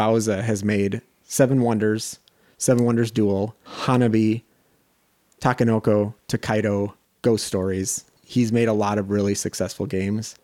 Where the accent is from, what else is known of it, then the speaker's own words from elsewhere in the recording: just outside Madison, Wisconsin, United States; moved away as an adult; also born or lived in Minnesota; I'm from Wisconsin, specifically just outside Madison